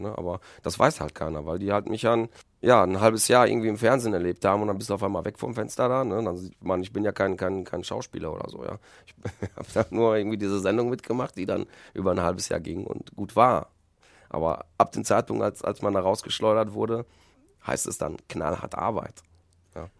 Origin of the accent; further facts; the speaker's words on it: Recklinghausen, North Rhine-Westphalia, Germany; also born or lived in Poland; ich habe hier meine, meine Kindheit, meine halbe Kindheit und meine, meine Jugend und verbracht in Recklinghausen